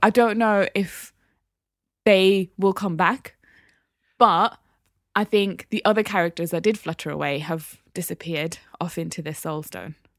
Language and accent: English; Newcastle upon Tyne, North East England, United Kingdom; I'm from Biker